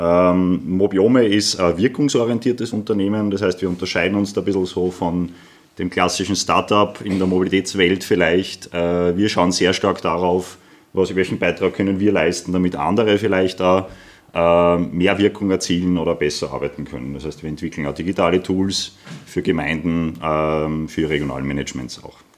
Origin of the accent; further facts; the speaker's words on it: Lower Austria, Austria; Äh, ich komme aus der Wachau ursprünglich und für mich hat die Welt so ein bisschen aufgehört, äh, am Bernkopf quasi zum Langlaufen.